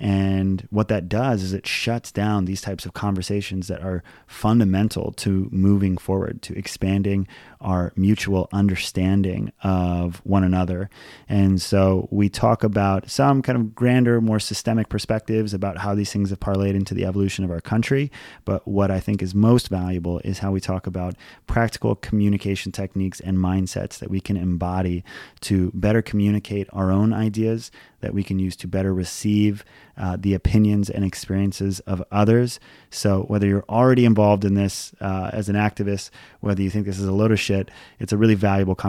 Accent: Hawaii, United States; And this is because I grew up in Hawaii. And when I was on our travel soccer team, it was all Hawaiians, Filipinos, and Asians.

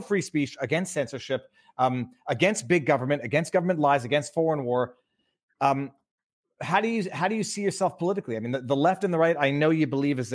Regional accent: Canada; I'm coming from Canada

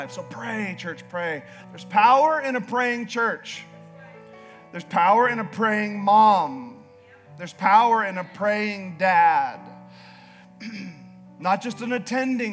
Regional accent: Alaska, United States; moved away as an adult; now in Idaho, United States; I was born and raised in Alaska

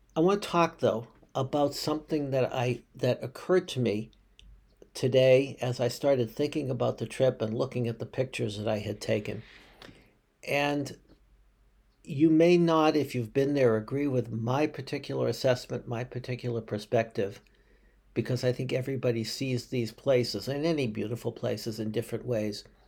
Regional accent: Boston, Massachusetts, United States; I grew up in Boston

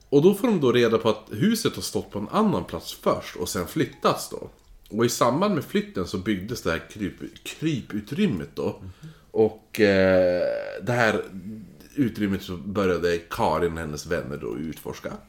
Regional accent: Holmsund, Västerbotten County, Sweden; i Holmsund, eh, där jag växte upp då. I mina föräldrars hus.

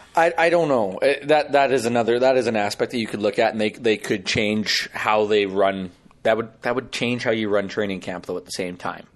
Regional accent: Saskatchewan, Canada; I'm from Saskatchewan

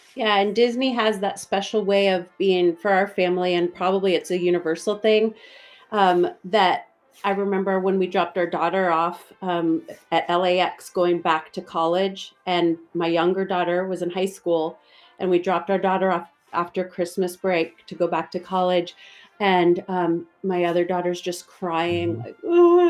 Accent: California, United States; we're from California

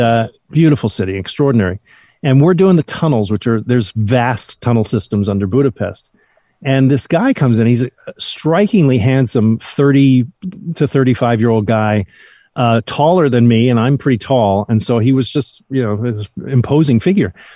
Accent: New Jersey, United States; I'm a kid from New Jersey

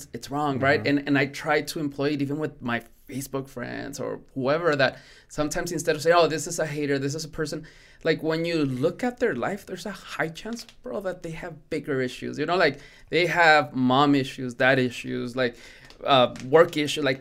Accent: Mexico; first language Spanish; English is a second language; moved away; Spanish is my primary language. I was born in Mexico

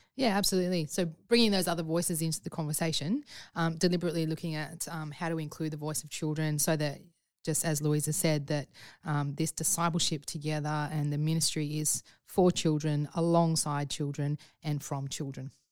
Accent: Sydney, New South Wales, Australia; my experience growing up in Sydney

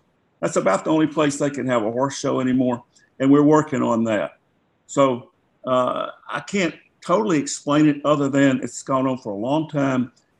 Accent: the South, United States; I grew up in the South.

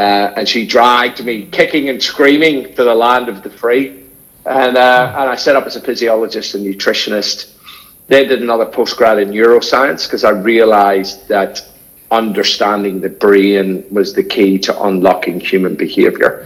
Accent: Northern Ireland, United Kingdom; now in Australia; I was brought up in Northern Ireland in the 1970s

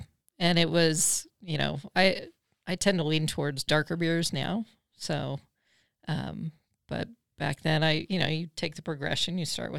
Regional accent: Orange County, California, United States; moved away; I grew up in Orange time. County, California.

